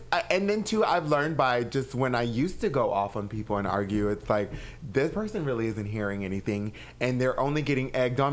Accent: Anaheim, California, United States; I'm originally from Anaheim, California.

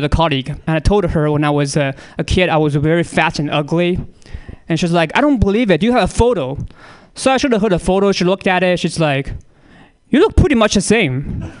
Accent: China; I can make this joke, I'm from China, man.

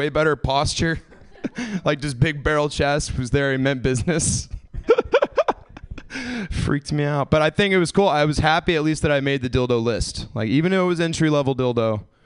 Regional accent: Georgia, United States; moved away; I came from Georgia. I came from the South.

